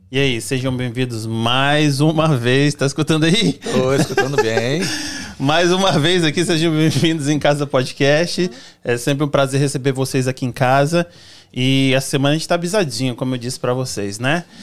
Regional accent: Cachoeiro de Itapemirim, Espírito Santo, Brazil; sou de Cachoeira Itapimirim.

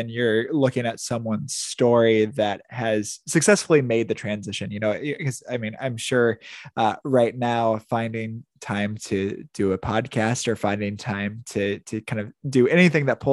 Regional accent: Indiana, United States; moved away as an adult; also born or lived in Wisconsin / Chicago suburbs, Illinois; now in Florida, United States; I was born and raised in Indiana, went to grad school in Wisconsin, lived in the suburbs of Chicago for a while. Now I live in Florida

